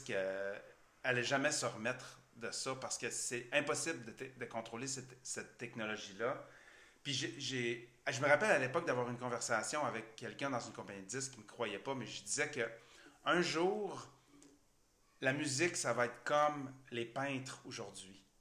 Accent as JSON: {"language": "French", "town": "Chicoutimi", "region": "Quebec", "country": "Canada", "tie": "born or raised there", "also_born_or_lived": "Chibougamau", "said": "Oui, je suis né à Chibougamau. J'ai grandi à Chicoutimi, je viens de Chibougamau."}